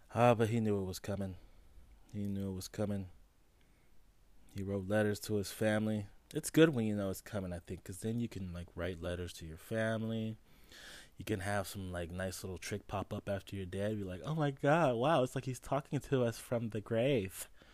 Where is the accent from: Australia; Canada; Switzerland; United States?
United States; Los Angeles, California; I was born in Los Angeles, California, Cedar Sinai's Hospital in fucking Beverly Hills.